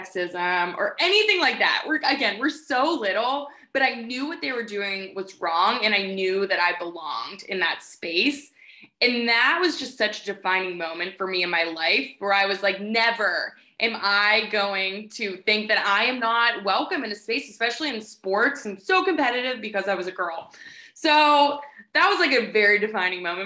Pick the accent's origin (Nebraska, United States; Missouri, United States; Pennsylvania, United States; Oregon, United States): Pennsylvania, United States; Pittsburgh; I grew up in a family with 2 parents who love sports. We're from Pittsburgh